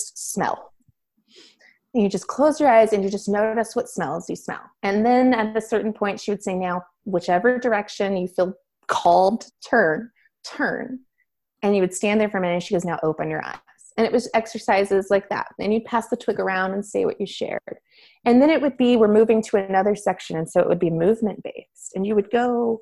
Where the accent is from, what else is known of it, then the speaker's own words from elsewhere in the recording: Florida, United States; moved away as an adult; I grew up in Florida on the beach